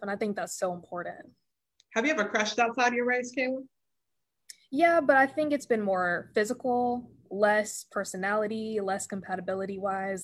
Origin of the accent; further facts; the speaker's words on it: Paulding County, Georgia, United States; in the south and especially where I was growing up in Paulding County